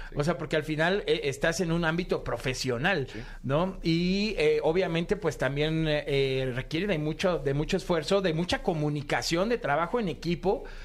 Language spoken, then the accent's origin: Spanish; Mexico; en México